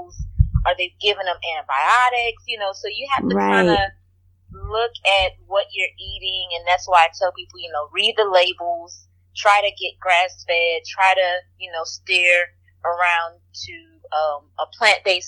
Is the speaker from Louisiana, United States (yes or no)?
yes; Lafayette, Louisiana, United States; I'm originally from Lafayette, Louisiana, in a Cajun country